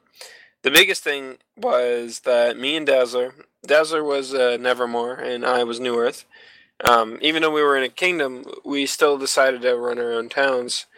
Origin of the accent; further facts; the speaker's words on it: Canada; being a Canadian, I live so far north from Brazil